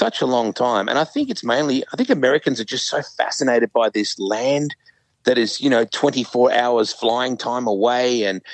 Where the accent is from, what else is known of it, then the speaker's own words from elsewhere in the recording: Australia; moved away as an adult; now in Knoxville, United States; we grew up with that in Australia.